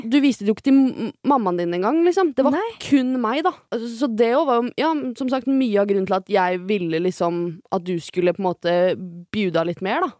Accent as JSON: {"language": "Norwegian", "town": "Skiptvet", "region": "Østfold", "country": "Norway", "said": "Skiptvet, da, som der jeg kommer fra"}